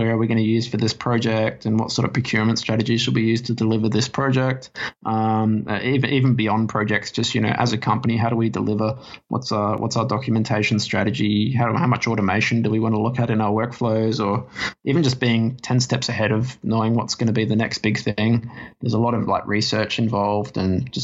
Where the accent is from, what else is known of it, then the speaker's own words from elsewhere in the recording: Adelaide, South Australia, Australia; moved away as an adult; now in Sydney, Australia; I obviously moved from my hometown of Adelaide to Sydney about 4 or 5 years ago.